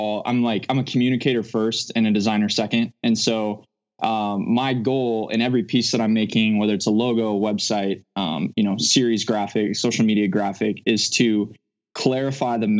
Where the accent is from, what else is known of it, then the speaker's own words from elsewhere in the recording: Omaha, Nebraska, United States; moved away as an adult; now in Phoenix, United States; I'm from the Omaha area